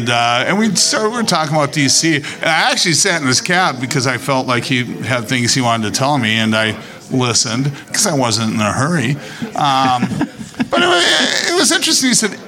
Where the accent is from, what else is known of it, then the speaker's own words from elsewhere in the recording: Inglewood, California, United States; born there; I was born in Inglewood.